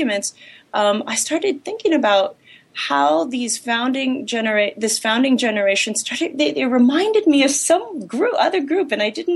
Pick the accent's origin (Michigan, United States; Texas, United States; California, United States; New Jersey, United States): California, United States; Los Angeles; I was born and raised in Los Angeles